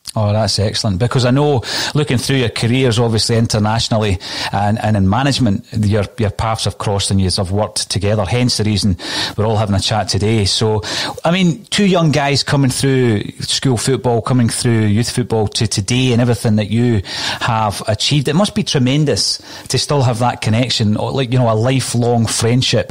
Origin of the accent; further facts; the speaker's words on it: Scotland, United Kingdom; as a Scotsman